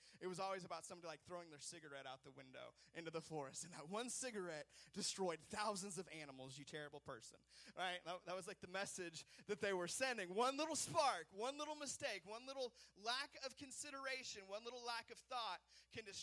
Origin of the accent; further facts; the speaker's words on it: West Coast, United States; I grew up on the West Coast, and in the West, forest fires are a big deal.